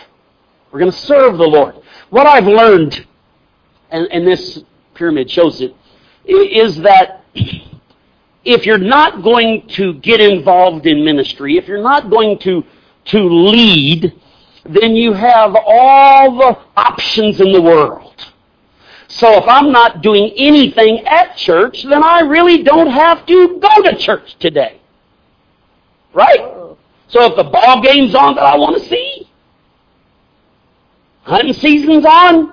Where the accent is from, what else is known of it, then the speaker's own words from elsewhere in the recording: Missouri, United States; I'm from Missouri